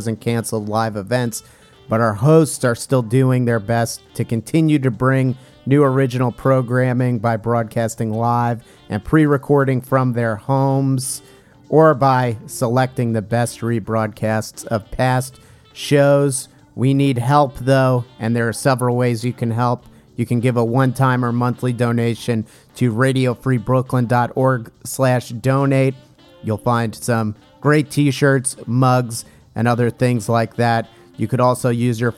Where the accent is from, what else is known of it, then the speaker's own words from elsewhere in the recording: New Jersey, United States; growing up in the great state of New Jersey, my home state